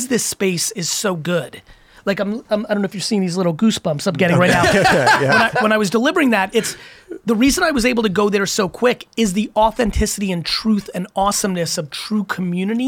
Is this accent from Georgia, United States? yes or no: no; Edison, New Jersey, United States; also born or lived in Queens, New York / Belarus; I grew up in Queens and then Edison, New Jersey